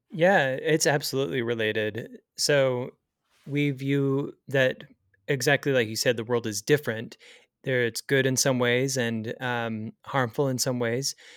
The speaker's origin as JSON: {"language": "English", "town": "Springville", "region": "Utah", "country": "United States", "tie": "born or raised there", "also_born_or_lived": "Provo, Utah", "said": "I grew up in Springville, Utah, so I've stayed in a pretty similar area in my life"}